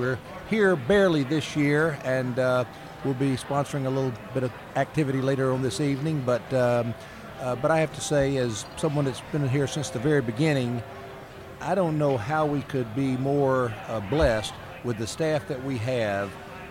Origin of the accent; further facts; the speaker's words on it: Atlanta, Georgia, United States; my hometown of Atlanta, GA.